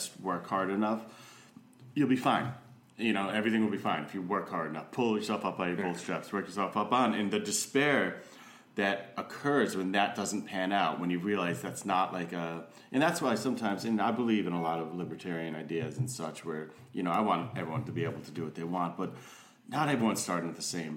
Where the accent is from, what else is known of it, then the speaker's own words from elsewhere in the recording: New England, United States; moved away as an adult; also born or lived in Southern Virginia; I was from New England